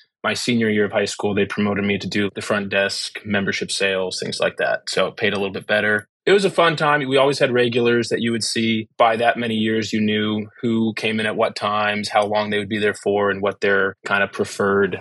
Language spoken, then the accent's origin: English; Toledo, Ohio, United States; I was living in Toledo, Ohio at the time, which was my hometown